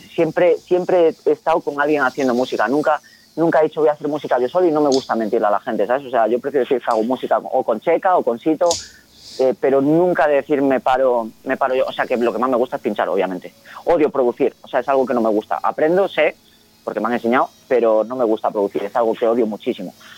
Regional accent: Vigo, Galicia, Spain; en Galicia, que es de donde yo soy, de Vigo

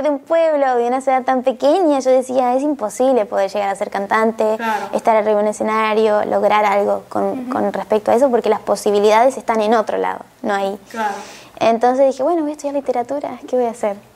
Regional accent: Nogoyá, Entre Ríos, Argentina; Eh, yo soy de Nogoyá, Argentina, una ciudad muy pequeña.

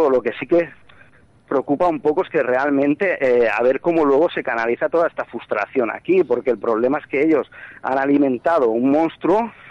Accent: Catalonia, Spain; realmente, pues aquí como catalán muchas veces incluso sientes vergüenza.

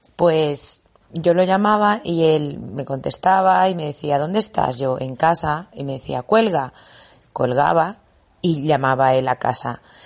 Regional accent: Bolivia; moved away as an adult; yo soy de Bolivia

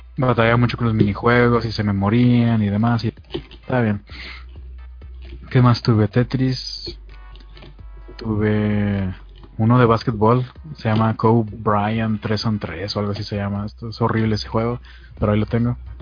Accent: Mexico; soy soy de México

